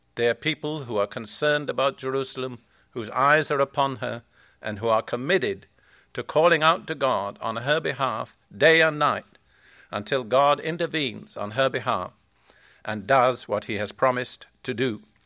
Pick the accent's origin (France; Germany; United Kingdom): United Kingdom; also born or lived in Palestine; now in United States; I am British